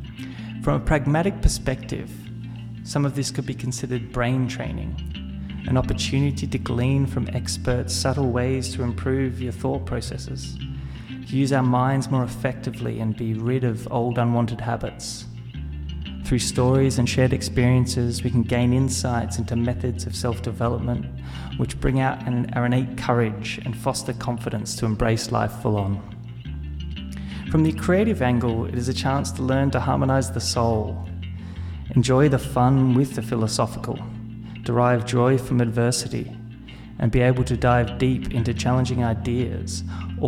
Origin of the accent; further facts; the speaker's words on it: Adelaide Hills, South Australia, Australia; I come to you broadcasting from the Adelaide Hills in South Australia, a place of lush greenery and unique nature where I've lived for most of my life. I grew up here